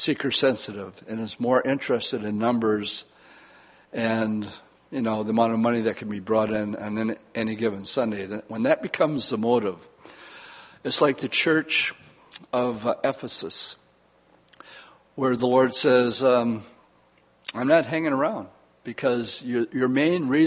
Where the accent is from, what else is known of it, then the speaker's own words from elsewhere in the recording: Oshkosh, Wisconsin, United States; growing up in Oshkosh